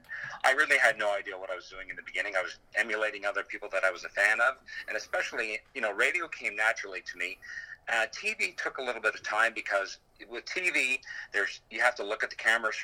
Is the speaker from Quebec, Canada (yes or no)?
yes; Montreal, Quebec, Canada; moved away as an adult; now in Ottawa, Canada; I grew up in Montreal and I used to go to Habs games